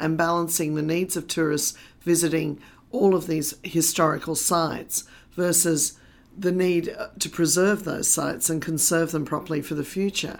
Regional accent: London, United Kingdom; also born or lived in Australia; now in Sydney, Australia; I was born in Australia, I also grew up in London

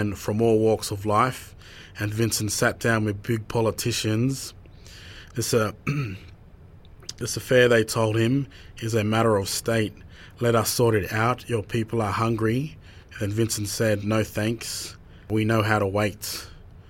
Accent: Sydney, New South Wales, Australia; now in Brisbane, Australia; I've lived in Brisbane since 97. I was born in Sydney. In Western Sydney.

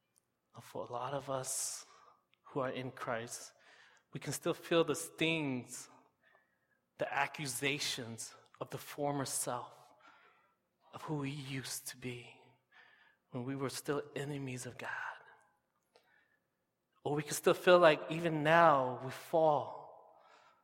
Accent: United States; moved away as an adult; now in Canada; I'm from the States

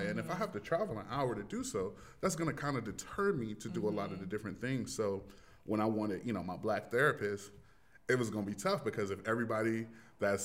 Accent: Richmond, Virginia, United States; moved away as an adult; also born or lived in Delaware / Fort Lauderdale, Florida; I'm from Richmond, Virginia. It was either Black or white. That was how I grew

